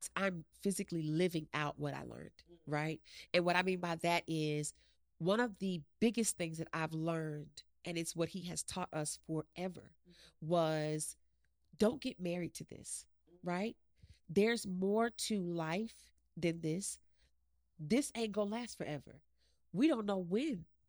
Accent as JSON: {"language": "English", "town": "Chesapeake", "region": "Virginia", "country": "United States", "tie": "born or raised there", "also_born_or_lived": "West Haven, Connecticut", "said": "I am from Chesapeake, Virginia"}